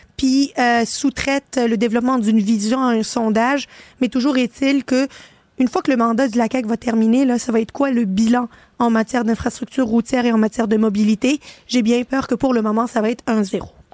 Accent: Quebec, Canada

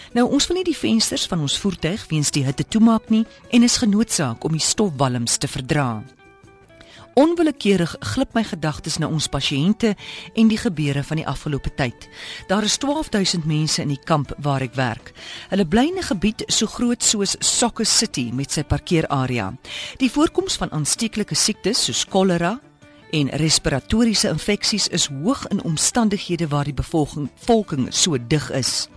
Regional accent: South Africa; moved away as an adult; now in Juba, South Sudan; ons as Suid-Afrikaners

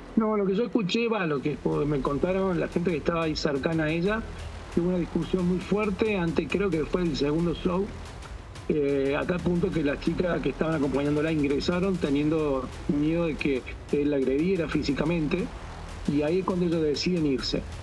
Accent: Córdoba, Argentina

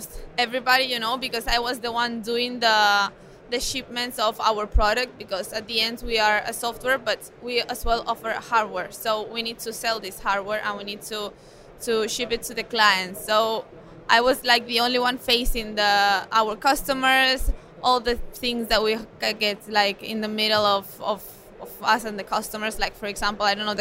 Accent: Mallorca, Balearic Islands, Spain; I'm from Mallorca, I'm from Spain.

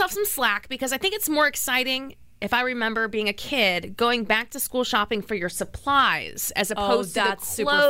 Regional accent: East Coast, United States; I'm from the East Coast.

